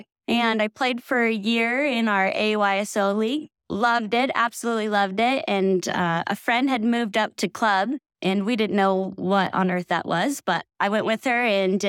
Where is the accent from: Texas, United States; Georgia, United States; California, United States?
California, United States; Sacramento; now in Truckee, United States; I grew up in Sacramento, California, and I grew up on a dead-end street